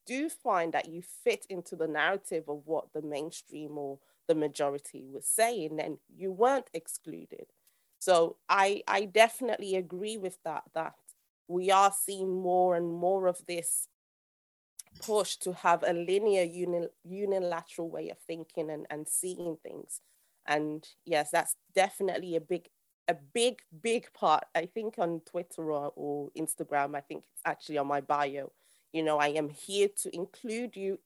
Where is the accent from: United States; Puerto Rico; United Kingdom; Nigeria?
Nigeria; I'm actually Nigerian